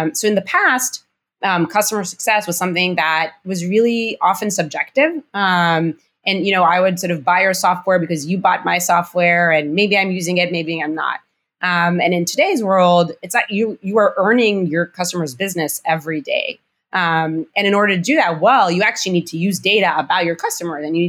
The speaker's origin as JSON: {"language": "English", "town": "Rehovot", "region": "Central District", "country": "Israel", "tie": "born or raised there", "moved": "yes", "said": "I was born and raised in Israel, actually on, in the Weizmann Institute of Science"}